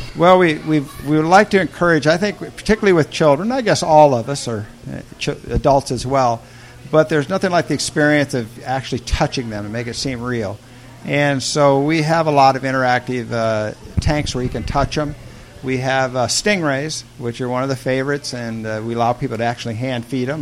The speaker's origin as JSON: {"language": "English", "region": "Indiana", "country": "United States", "tie": "born or raised there", "moved": "yes", "said": "I grew up in Indiana in the Midwest"}